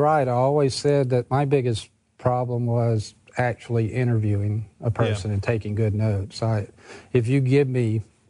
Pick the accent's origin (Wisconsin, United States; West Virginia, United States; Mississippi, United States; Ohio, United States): Mississippi, United States; Jackson; moved away as an adult; also born or lived in Brookhaven, Mississippi; now in Mississippi Gulf Coast, United States; Jackson's my hometown, born and raised.